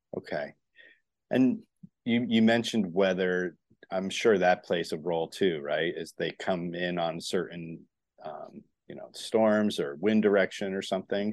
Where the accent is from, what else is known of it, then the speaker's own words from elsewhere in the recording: Northeast, United States; now in Florida, United States; I grew up in the Northeast, but I'm down here in Florida